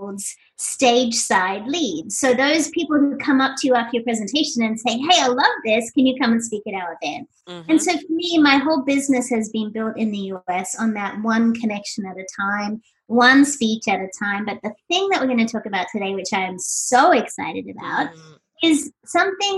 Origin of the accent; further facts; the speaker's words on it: Sydney, New South Wales, Australia; moved away as an adult; now in Doylestown, United States; I hail from Sydney, Australia, and I relocated to this tiny little place called Doylestown, Pennsylvania